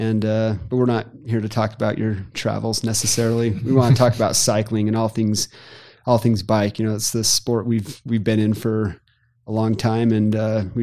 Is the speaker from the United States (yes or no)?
yes; Seattle, Washington, United States; At the time I was living in Seattle, up in the Northwest